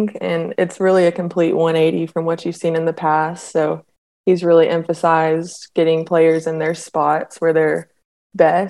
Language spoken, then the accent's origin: English; Knoxville, Tennessee, United States; growing up in Knoxville